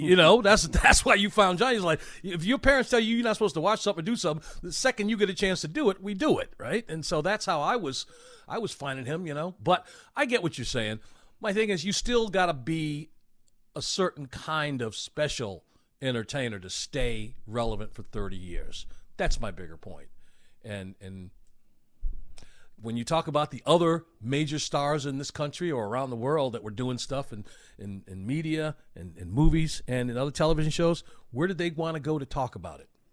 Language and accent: English; Chicago, Illinois, United States; now in Atlanta, United States; the entire time I grew up in Chicago